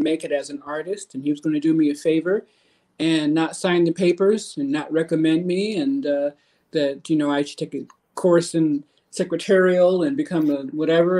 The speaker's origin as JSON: {"language": "English", "town": "Omaha", "region": "Nebraska", "country": "United States", "tie": "born or raised there", "moved": "as an adult", "lives_now": "California, United States", "said": "I'm from Omaha, Nebraska, and interesting place to grow up."}